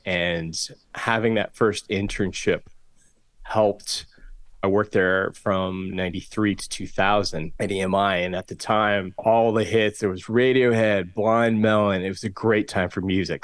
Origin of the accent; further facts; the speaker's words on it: Southern California, United States; I'm born and raised here in Southern California. Grew up on the the West Side in the eighties